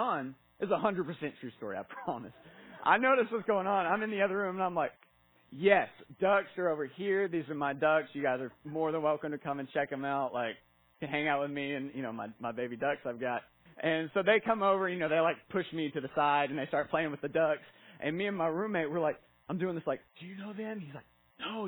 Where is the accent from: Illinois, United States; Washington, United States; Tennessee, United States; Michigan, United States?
Tennessee, United States; Kingsport; I'm from this area. I grew up in Kingsport.